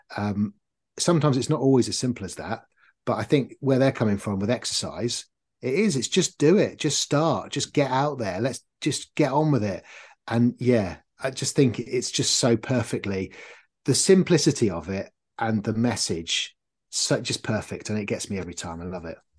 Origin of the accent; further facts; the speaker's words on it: North Norfolk, East of England, United Kingdom; I grew up in North Norfolk, so, uh, on the beaches